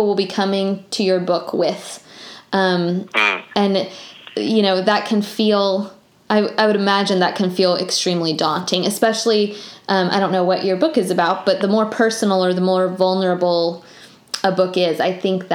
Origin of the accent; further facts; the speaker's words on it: Tallahassee, Florida, United States; also born or lived in Alabama; I grew up in Tallahassee